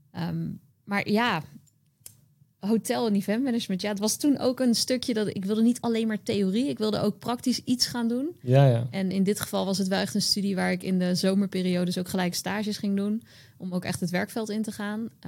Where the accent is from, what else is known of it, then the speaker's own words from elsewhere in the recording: Utrecht, Netherlands; now in Rotterdam, Netherlands; ik was toen net naar Rotterdam verhuisd en ik kwam uit Utrecht.